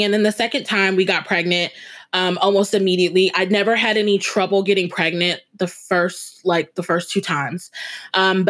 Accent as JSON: {"language": "English", "town": "Omaha", "region": "Nebraska", "country": "United States", "said": "I'm from Omaha, Nebraska"}